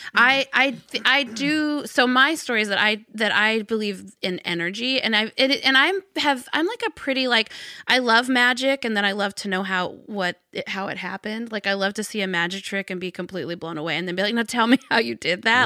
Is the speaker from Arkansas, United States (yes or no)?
yes; Arkansas, United States; I grew up in Arkansas